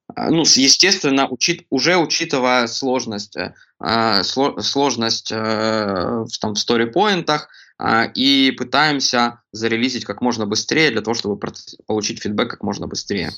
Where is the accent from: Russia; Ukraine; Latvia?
Ukraine; Kremenchuk, Poltava Oblast; я родом из Кременчуга, Полтавской области